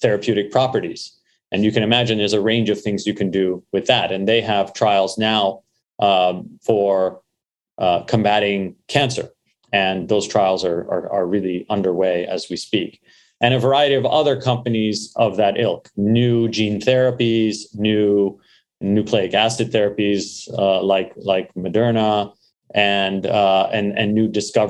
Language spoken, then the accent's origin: English; Montreal, Quebec, Canada; born or raised there; also born or lived in Beirut, Lebanon / London, England; now in United States